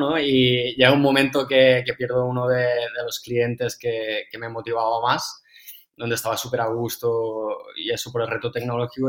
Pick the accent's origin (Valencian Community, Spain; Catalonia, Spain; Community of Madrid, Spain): Catalonia, Spain; Amposta; De Ampuesta, de un pueblo del Delta del Ebro.